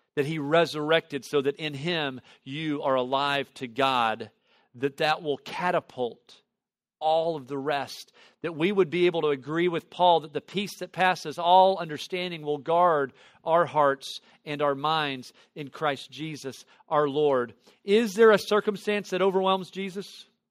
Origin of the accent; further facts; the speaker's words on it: Tennessee Valley, United States; I grew up in the Tennessee Valley area